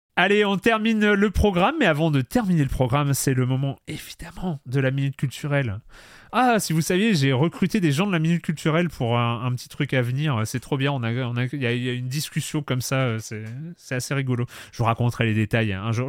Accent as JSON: {"language": "French", "town": "Lorient", "region": "Brittany", "country": "France", "tie": "born or raised there", "said": "Moi, j'ai grandi, j'ai grandi à Lorient"}